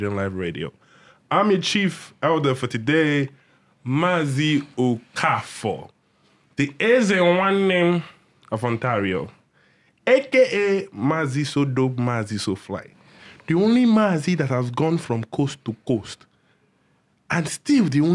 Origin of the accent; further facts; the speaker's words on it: Nigeria; I'm Nigerian.